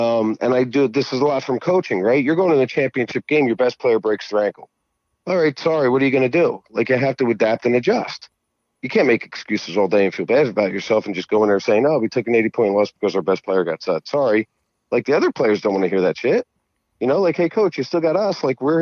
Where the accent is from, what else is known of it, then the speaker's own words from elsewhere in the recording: New Jersey, United States; I'm from Jersey